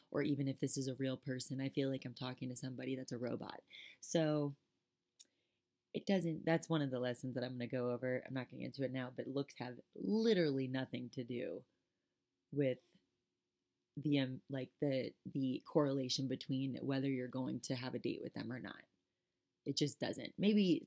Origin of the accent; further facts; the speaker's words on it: South Florida, United States; moved away; I'm from South Florida.